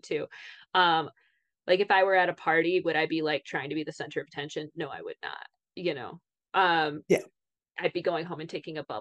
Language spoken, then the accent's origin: English; Michigan, United States; I'm from Michigan